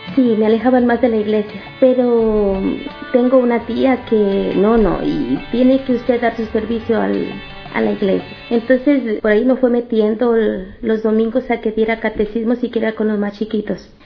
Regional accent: Matehuala, San Luis Potosí, Mexico; nací en Matehuala, San Luis Potosí, es la parte norte de la República Mexicana

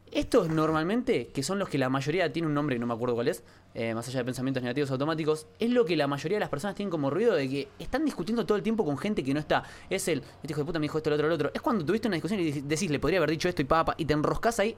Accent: Quilmes, Buenos Aires Province, Argentina; De chico nací en Quilmes, eh, vengo de una familia de clase baja

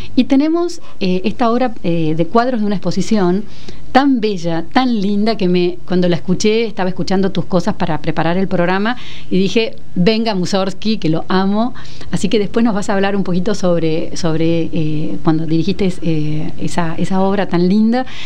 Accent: Argentina; países como el nuestro

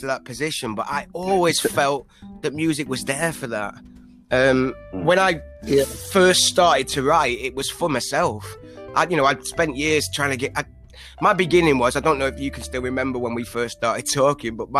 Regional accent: Northwich, North West England, United Kingdom; moved away; Cheshire originally, but a place called Northwich

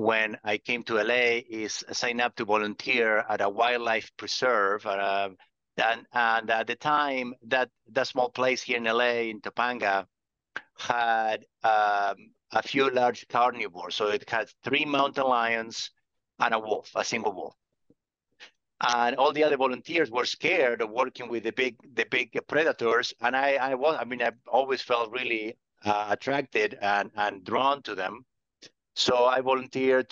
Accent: Argentina; moved away as an adult; also born or lived in Patagonia; now in California, United States; I grew up in Argentina

